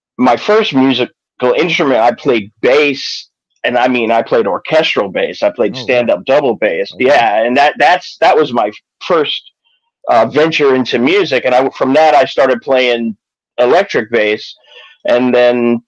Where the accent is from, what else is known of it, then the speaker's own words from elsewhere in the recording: New York City, New York, United States; moved away; I come from New York originally